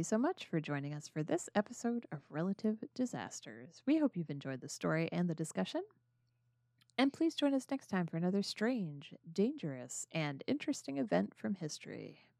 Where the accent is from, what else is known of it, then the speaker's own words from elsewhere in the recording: United States; as an American